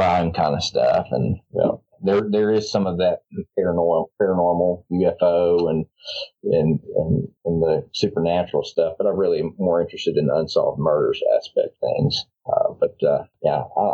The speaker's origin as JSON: {"language": "English", "town": "Memphis", "region": "Tennessee", "country": "United States", "tie": "born or raised there", "also_born_or_lived": "North Mississippi / New Orleans", "moved": "yes", "said": "The Memphis area, North Mississippi, and then I grew up in Memphis mainly. I'm a pastor's kid. I've lived a couple. I just tell people I've lived across the Southeast Conference"}